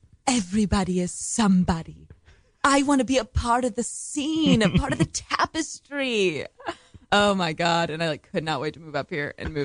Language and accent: English; Austin, Texas, United States; moved away as an adult; growing up in Austin, like, with the same people my whole life